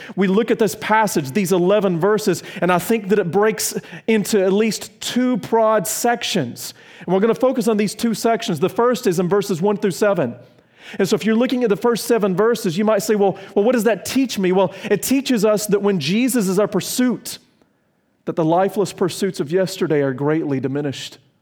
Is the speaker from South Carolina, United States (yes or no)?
yes; South Carolina, United States; also born or lived in Virginia; I'm from South Carolina and Virginia.